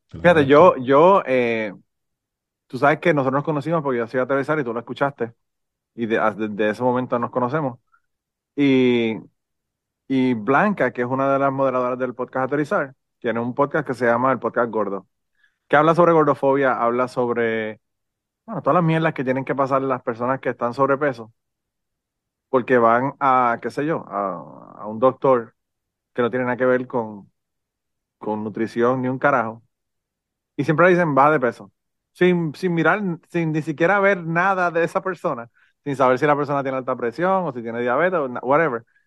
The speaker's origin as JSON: {"language": "Spanish", "country": "Puerto Rico", "said": "yo soy boricua"}